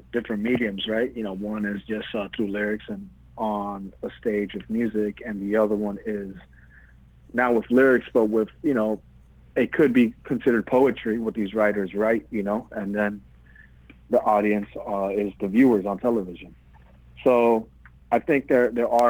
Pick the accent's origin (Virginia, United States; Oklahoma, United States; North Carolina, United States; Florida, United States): Florida, United States; Miami; moved away as an adult; also born or lived in Queens, New York; now in New York, United States; my parents decided to move down to the sixth borough, Miami, Florida, and I grew up in Miami after